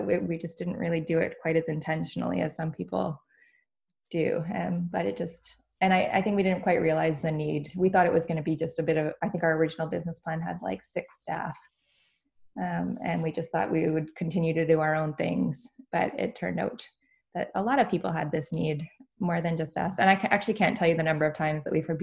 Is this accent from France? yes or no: no; Canada; now in Vancouver, Canada; And I'm here in Vancouver. We're Canadian